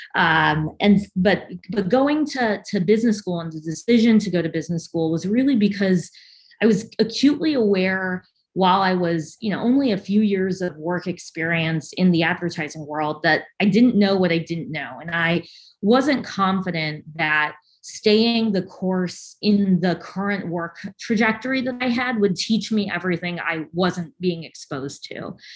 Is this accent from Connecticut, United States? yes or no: no; outside Chicago, Illinois, United States; moved away as an adult; now in Tampa, United States; I grew up outside of the city of Chicago, about an hour west of Chicago